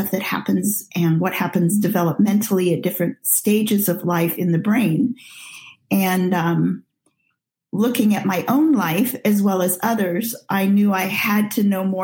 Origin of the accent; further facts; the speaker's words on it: Nigeria; Well, I'm a missionary child and was born and raised in Nigeria, and at age five was sent to a boarding school